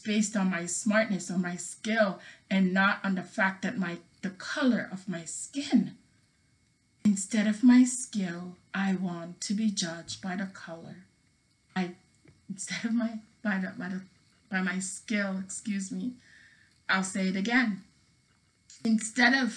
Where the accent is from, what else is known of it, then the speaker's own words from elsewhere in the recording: Jamaica; now in United States; I was not born here. I was born in Jamaica, so I can't be African American, right